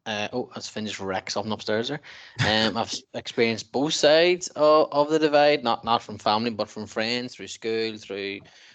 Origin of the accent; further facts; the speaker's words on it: Northern Ireland, United Kingdom; we're from the north of Ireland, we're from Northern Ireland